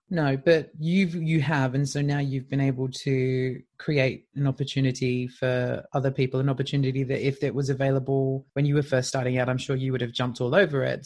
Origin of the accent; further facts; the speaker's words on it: Leicester, East Midlands, United Kingdom; Best Debut Show at my hometown, Leicester Comedy Festival